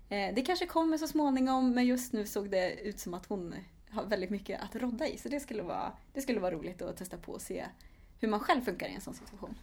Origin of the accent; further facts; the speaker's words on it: Vara, Västra Götaland, Sweden; moved away as an adult; also born or lived in Lund; now in Stockholm, Sweden; jag kommer ifrån Västergötland, eh, ifrån ett litet ställe som heter Vara